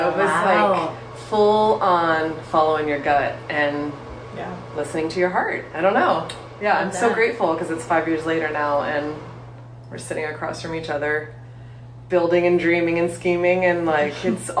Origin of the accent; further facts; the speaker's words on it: Pleasant Hills, Pennsylvania, United States; also born or lived in New York City / San Francisco; I grew up in the South Hills in Pleasant Hills.